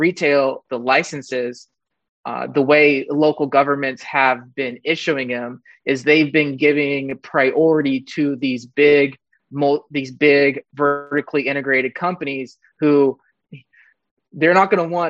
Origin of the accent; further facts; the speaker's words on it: Mendocino County, California, United States; I'm born and raised in Mendocino County